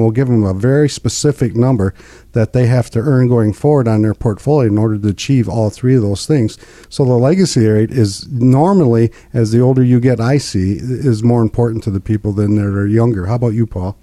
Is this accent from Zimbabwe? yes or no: no; United States; also born or lived in Linwood; I grew up in Pinkani